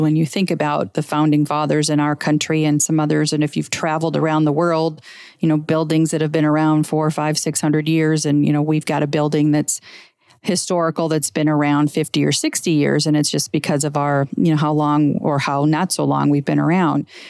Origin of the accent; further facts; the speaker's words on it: Scottsdale, Arizona, United States; my hometown of Scottsdale